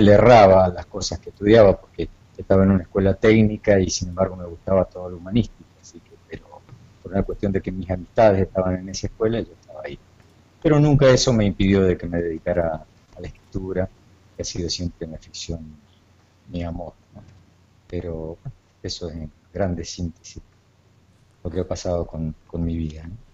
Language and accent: Spanish; Jaime Prat, Mendoza, Argentina; moved away as an adult; also born or lived in Córdoba, Argentina / Paraná, Entre Ríos, Argentina / Aruba; now in Miami, United States; escrito desde chiquito, desde adolescente, allá en mi pueblito rural de Jaime Prat, en, en el sur de Mendoza